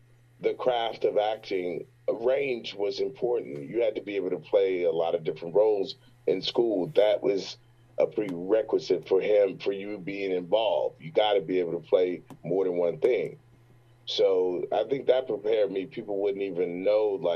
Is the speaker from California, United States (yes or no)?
no; Richmond, Virginia, United States; I'm from Richmond, Virginia.